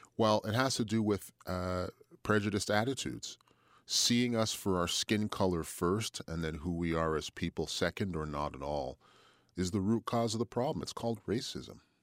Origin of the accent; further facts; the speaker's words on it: Montreal, Quebec, Canada; moved away as an adult; also born or lived in Toronto / Ottawa / Fredericton; now in Halifax, Canada; moved back to my hometown of Montreal